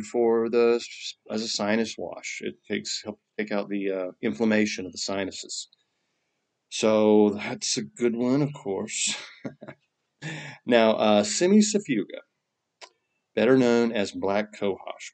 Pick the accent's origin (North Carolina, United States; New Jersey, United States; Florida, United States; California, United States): North Carolina, United States; I'm from North Carolina. We talk straight through the nose.